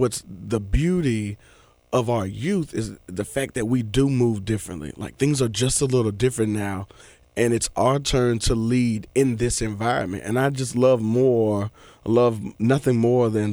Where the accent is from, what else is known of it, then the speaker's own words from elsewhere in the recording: Memphis, Tennessee, United States; also born or lived in Chattanooga, Tennessee; I'm from Oak Haven, but I went to school in Whitehaven